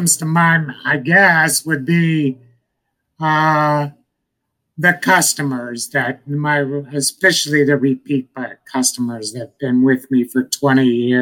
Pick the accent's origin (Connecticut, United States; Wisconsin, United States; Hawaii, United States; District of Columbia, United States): Connecticut, United States; now in Florida, United States; I'm from Connecticut originally